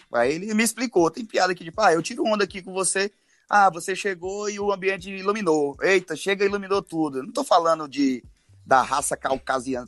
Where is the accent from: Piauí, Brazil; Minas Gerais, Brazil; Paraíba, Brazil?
Piauí, Brazil; Bom Jesus; accent: nordestino; moved away as an adult; eu sou de Bom Jesus, no Piauí. É uma cidadezinha que tem 35 mil habitantes